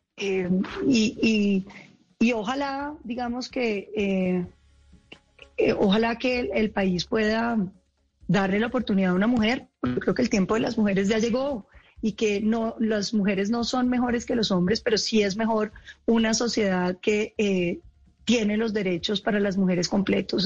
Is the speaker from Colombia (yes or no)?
yes; Colombia; nosotros somos colombianos